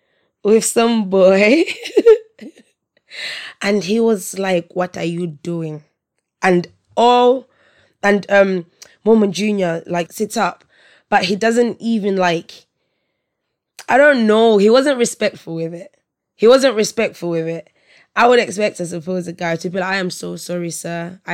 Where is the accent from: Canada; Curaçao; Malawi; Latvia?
Malawi; I'm from Malawi, right? So my household at my mum's house, anyway, my parents' house, it's very African. It's Malawian, right?